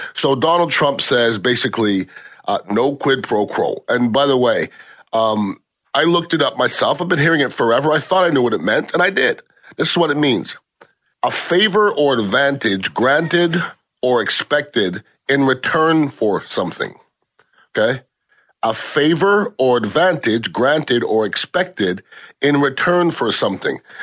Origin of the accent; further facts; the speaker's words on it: United States; As an American